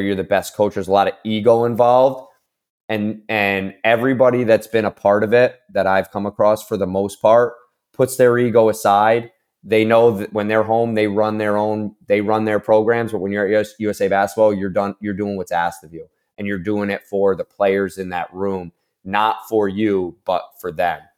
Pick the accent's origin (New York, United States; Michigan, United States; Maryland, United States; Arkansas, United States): New York, United States; Albany; my hometown school, Saint, the College of Saint Rose